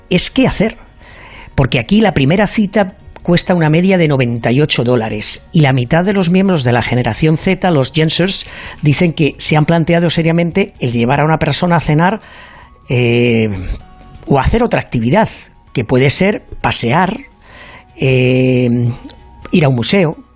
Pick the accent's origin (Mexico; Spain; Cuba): Spain; now in United States; Yo como soy un caballero español y además del Real Madrid